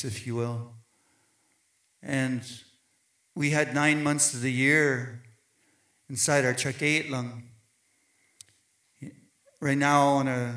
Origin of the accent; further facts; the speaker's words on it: southern tip of Vancouver Island, British Columbia, Canada; Hushatlap, land of the maple tree in southern tip of Vancouver Island